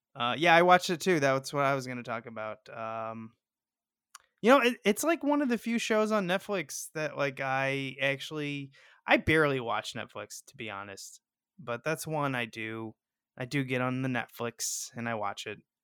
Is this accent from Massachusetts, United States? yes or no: no; St. Louis, Missouri, United States; I'm from Saint Louis